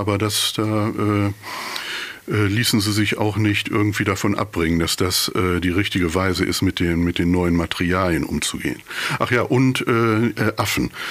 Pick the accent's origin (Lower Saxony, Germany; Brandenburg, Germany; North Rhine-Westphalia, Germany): North Rhine-Westphalia, Germany; Bünde; accent: East Westphalian; also born or lived in Dortmund; ich habe da, glaube ich, mehr dieses bräsige Ostwestfälische schon ganz gut adaptiert